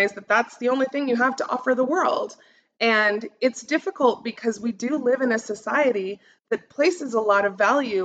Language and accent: English; United States; I stand out as an American